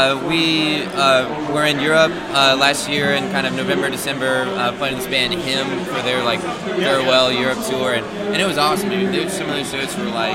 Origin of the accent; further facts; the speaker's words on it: Knoxville, Tennessee, United States; I grew up in Knoxville and East Tennessee